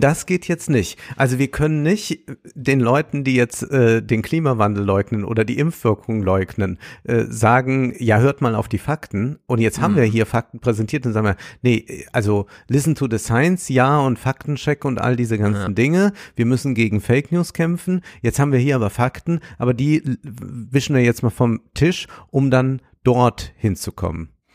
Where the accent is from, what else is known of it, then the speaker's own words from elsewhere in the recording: Germany; für mich als Deutscher